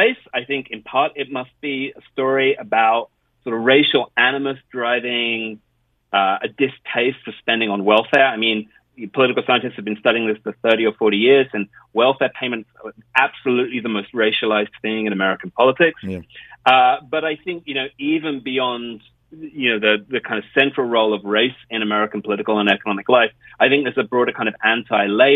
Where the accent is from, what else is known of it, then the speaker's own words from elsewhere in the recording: United Kingdom; also born or lived in California / United States; I grew up in the United Kingdom